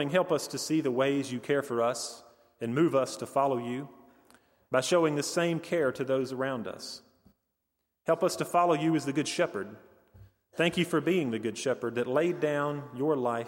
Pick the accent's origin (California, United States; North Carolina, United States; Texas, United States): North Carolina, United States; Hendersonville; we're both from Hendersonville